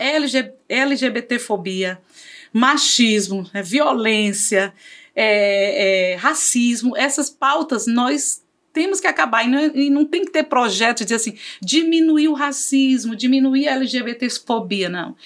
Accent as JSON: {"language": "Portuguese", "town": "Fortaleza", "region": "Ceará", "country": "Brazil", "tie": "born or raised there", "also_born_or_lived": "Cariri, Ceará", "said": "nasci em Fortaleza, vim para estudar na, em escolas públicas"}